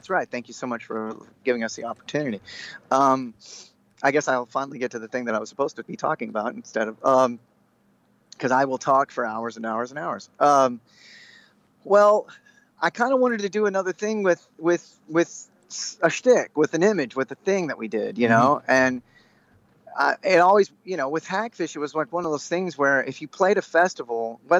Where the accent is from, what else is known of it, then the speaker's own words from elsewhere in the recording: North Texas, United States; We're all from North Texas